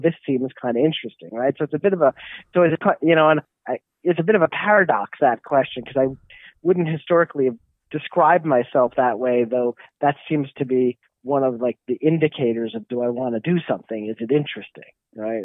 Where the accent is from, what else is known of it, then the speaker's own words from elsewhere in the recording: New York, United States; moved away; I'm from New York, and that got me back to New York